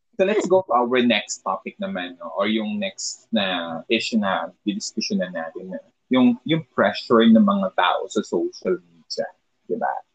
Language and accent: Tagalog; Philippines